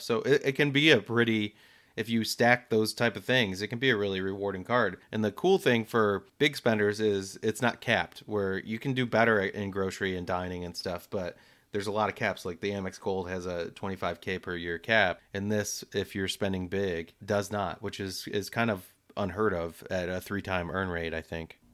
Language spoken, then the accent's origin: English; United States; we're depicted a certain way, Americans